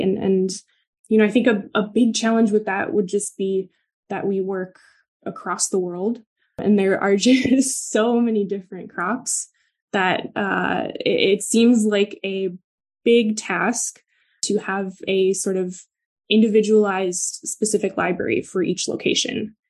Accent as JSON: {"language": "English", "town": "Milwaukee", "region": "Wisconsin", "country": "United States", "tie": "born or raised there", "said": "I'm from the Midwest. I grew up in Milwaukee."}